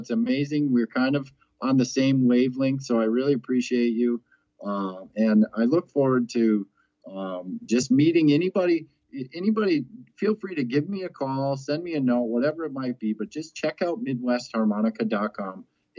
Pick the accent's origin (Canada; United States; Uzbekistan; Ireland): Ireland; I'm a proud Irishman as well as a harmonica.